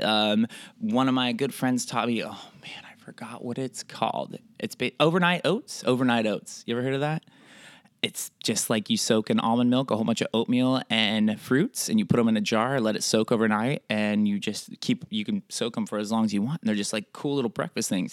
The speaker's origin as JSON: {"language": "English", "region": "Oregon", "country": "United States", "said": "I'm from Oregon."}